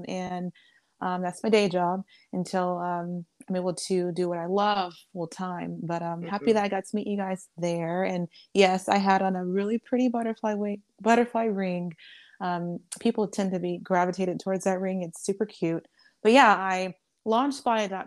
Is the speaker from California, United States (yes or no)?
yes; Los Angeles, California, United States; moved away as an adult; now in Dallas, United States; I'm from California. I just moved here to Dallas about 2 years ago now. So I'm from the Los Angeles area